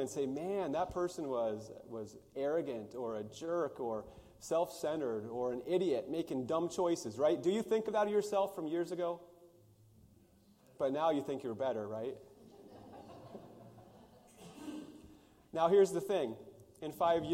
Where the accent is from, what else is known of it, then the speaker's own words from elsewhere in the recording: United States; where I grew up in the Pryor Mountains, we could go see a herd of wild horses